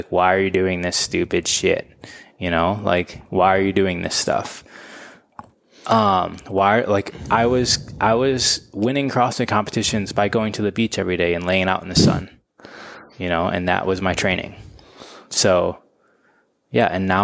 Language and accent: English; Michigan, United States; moved away as an adult; now in Los Angeles, United States; I grew up in Michigan.